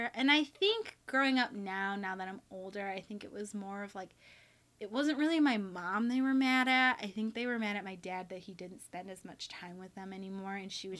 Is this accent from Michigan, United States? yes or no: yes; Alpena, Michigan, United States; Born in Alpena. I was one of the only, like, ethnic people there growing up.